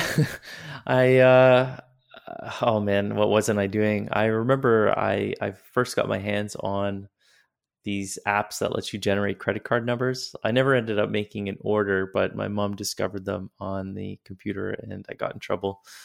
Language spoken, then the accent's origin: English; Yellowknife, Northwest Territories, Canada; also born or lived in Toronto / Calgary; now in Europe; I'm from Yellowknife